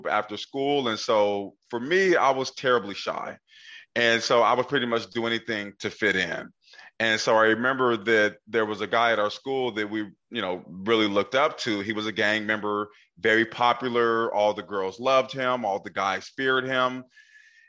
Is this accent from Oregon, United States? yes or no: yes; Portland, Oregon, United States; I grew up in Northeast Portland